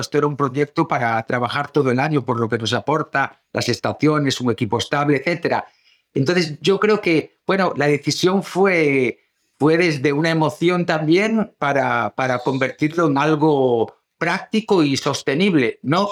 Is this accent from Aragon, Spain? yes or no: no; O Grove, Galicia, Spain; moved away; venirnos para el pueblo